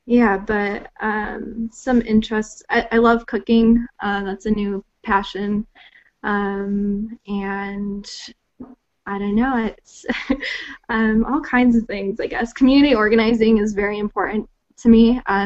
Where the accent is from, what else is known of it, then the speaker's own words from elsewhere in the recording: Chicagoland area, Illinois, United States; I'm from the Chicagoland area.